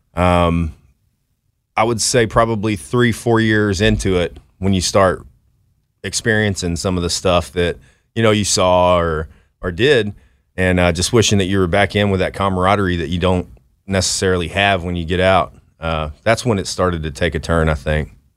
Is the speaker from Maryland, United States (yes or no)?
no; Dallas, Texas, United States; from Dallas, Texas